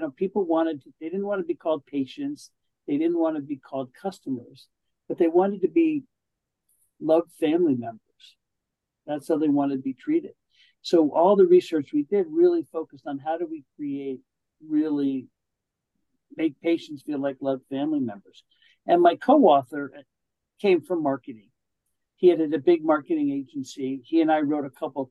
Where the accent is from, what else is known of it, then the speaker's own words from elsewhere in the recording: East Coast, United States; moved away as an adult; now in California, United States; I grew up on the East Coast, moved to California when I was 32.